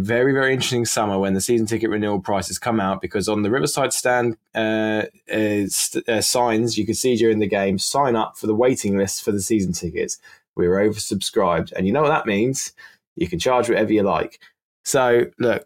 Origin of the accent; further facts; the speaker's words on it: Hampshire, South East England, United Kingdom; moved away; where we grew up in Hampshire